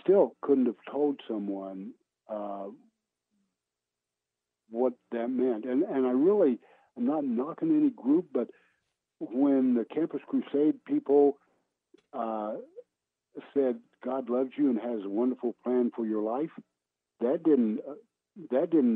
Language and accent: English; Oklahoma, United States; moved away as an adult; also born or lived in Pittsburgh; my hometown in Owosso, Oklahoma